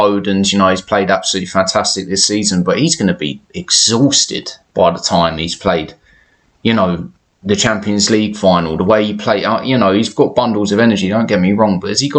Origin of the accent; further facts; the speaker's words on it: England, United Kingdom; I'm English born and bred